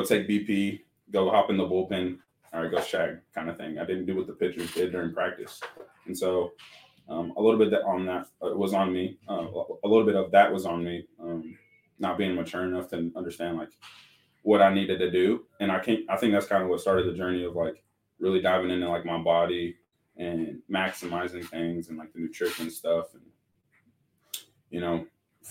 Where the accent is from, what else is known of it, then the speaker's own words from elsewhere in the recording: Tucson, Arizona, United States; also born or lived in Vail, Arizona; I grew up in Tucson